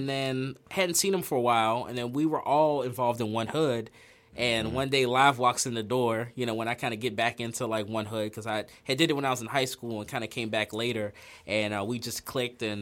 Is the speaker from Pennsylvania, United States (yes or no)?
yes; Pittsburgh, Pennsylvania, United States; Born and raised in Pittsburgh. Um, grew up in Hazelwood mainly, kind of bounced all over